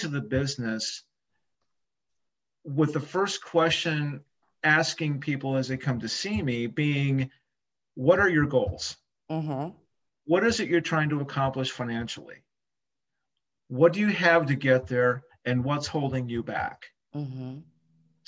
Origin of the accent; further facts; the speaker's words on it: Michigan, United States; also born or lived in Ann Arbor, Michigan / Jackson, Michigan / Grand Rapids, Michigan; I'm a native Michiganian. I've always been here in Michigan.